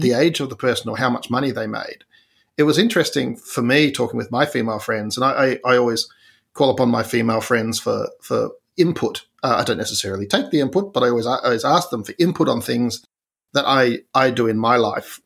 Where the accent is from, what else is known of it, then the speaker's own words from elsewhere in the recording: Tasmania, Australia; I'm from Tasmania